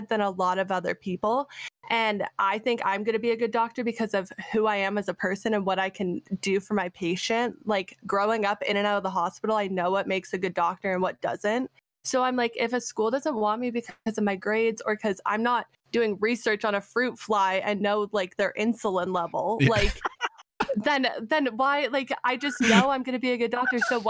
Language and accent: English; Canada; also born or lived in Arizona, United States; being a Canadian that went to an American school and has an American degree